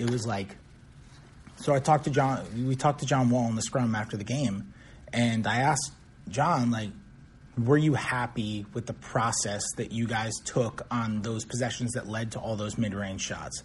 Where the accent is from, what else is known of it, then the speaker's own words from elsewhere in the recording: New York City, New York, United States; moved away; from the New York Post, my hometown paper